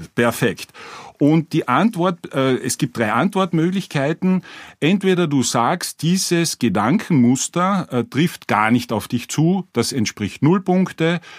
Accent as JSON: {"language": "German", "region": "Carinthia", "country": "Austria", "said": "ich bin aus Kärnten"}